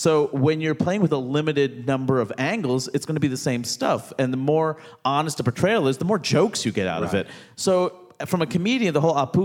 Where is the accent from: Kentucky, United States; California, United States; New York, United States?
New York, United States; New York City; I grew up in Queens, New York, most diverse place in the world